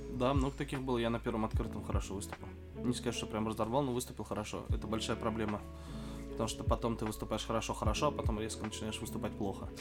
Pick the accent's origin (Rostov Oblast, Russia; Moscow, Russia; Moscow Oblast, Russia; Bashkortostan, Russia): Bashkortostan, Russia; Oktyabrsky; я из Октябрьской, из Башкирии